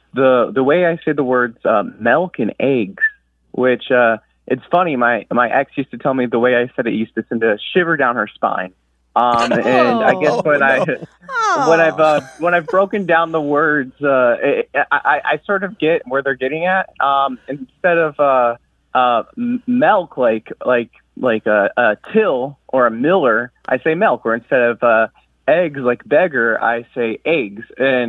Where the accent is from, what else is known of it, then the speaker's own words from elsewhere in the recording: Jacksonville, United States; I was raised in Jacksonville. Yes, I was here for most of my life.